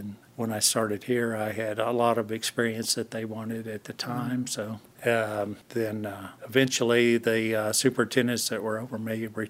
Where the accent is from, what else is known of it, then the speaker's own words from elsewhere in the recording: Kingfisher, Oklahoma, United States; In Kingfisher, Oklahoma.